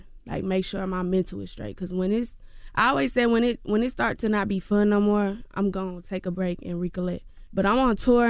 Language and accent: English; Georgia, United States; But, baby, I'm going to let you know I'm from Clayco. I'm going to let you know that. But to the masses, to the world, y'all probably never even heard of Clayco. So to the world, I'm from Atlanta.